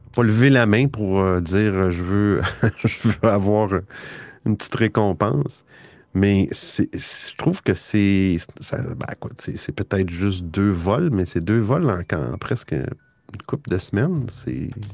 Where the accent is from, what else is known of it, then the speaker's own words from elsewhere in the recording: Quebec, Canada; je suis du Québec, alors euh, c'est pour ça que je parle avec cet accent bizarre